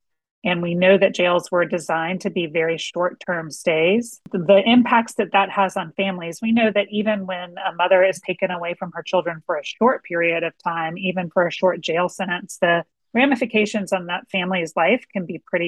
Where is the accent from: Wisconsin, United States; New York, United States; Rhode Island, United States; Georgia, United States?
Georgia, United States; Atlanta; moved away as an adult; also born or lived in Washington, D.C.; I'm from Atlanta, grew up here. But I was really operating, was working out of Washington, D.C.